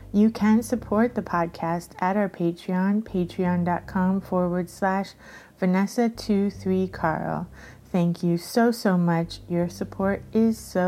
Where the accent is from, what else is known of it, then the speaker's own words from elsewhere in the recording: Miami, Florida, United States; I grew up in Coconut Grove.